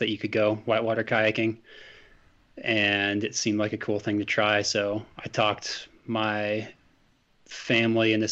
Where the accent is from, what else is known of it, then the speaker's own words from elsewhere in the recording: Hailey, Idaho, United States; moved away as an adult; also born or lived in Alaska / Durango, Colorado; now in Glenwood Springs, United States; I spent most of my time growing up in Idaho and up in Alaska